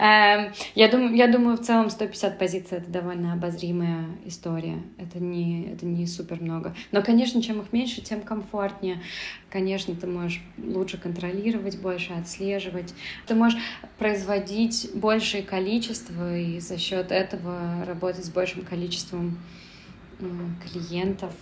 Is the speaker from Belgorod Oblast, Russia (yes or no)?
no; Saint Petersburg, Russia; moved away as an adult; also born or lived in Moscow; now in Berlin, Germany; я родилась и выросла в Петербурге, и потом жила в Москве